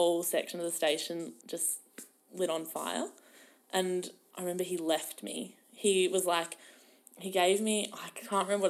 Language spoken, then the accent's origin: English; Melbourne, Victoria, Australia; I'm from Melbourne.